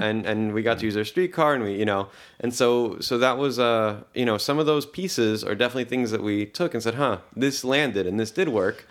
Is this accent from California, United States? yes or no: no; Baltimore, Maryland, United States; English is a second language; also born or lived in Tel Aviv, Israel; I was born in Tel Aviv in Israel. Uh, when I was five, uh, the family moved to Baltimore